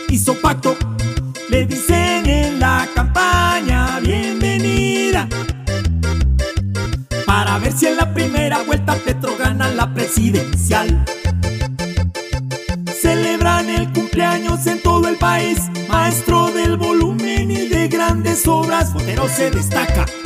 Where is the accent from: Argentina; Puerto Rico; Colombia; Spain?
Colombia